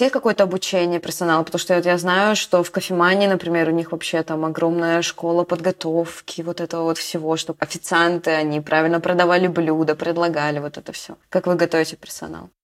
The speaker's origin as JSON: {"language": "Russian", "town": "Bryansk", "region": "Bryansk Oblast", "country": "Russia", "moved": "yes", "lives_now": "Moscow, Russia", "said": "Я из Брянска"}